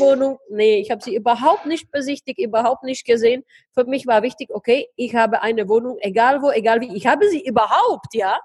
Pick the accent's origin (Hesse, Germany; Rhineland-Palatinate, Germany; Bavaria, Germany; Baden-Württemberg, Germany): Baden-Württemberg, Germany; Heidelberg; moved away as an adult; now in Prague, Czech Republic; ich komme ursprünglich aus Heidelberg, habe dort 22 Jahre gelebt, lebe jetzt ähm, ja fast über einen Jahr, ja mhm. fast zwei, mhm. in Prag